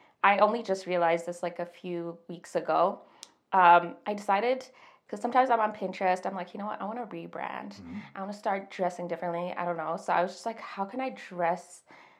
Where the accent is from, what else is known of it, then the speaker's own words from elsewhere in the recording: Zimbabwe; moved away as an adult; now in Calgary, Canada; I was born and raised in Zimbabwe